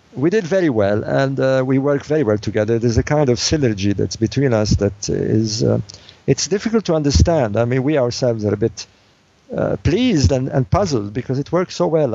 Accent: Alexandria, Alexandria Governorate, Egypt; moved away; I was born in Egypt in the city of Alexandria

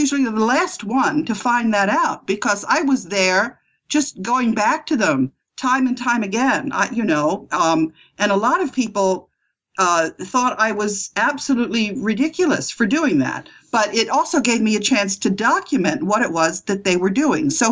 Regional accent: United States; I'm an American, and I studied at New York University and Yale Law School.

